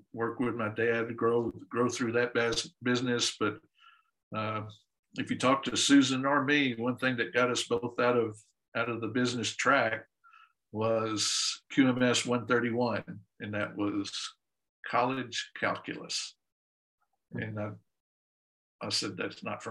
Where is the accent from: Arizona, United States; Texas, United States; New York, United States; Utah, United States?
Texas, United States; Dallas; also born or lived in Houston; I grew up in Dallas, then went to school at University of Houston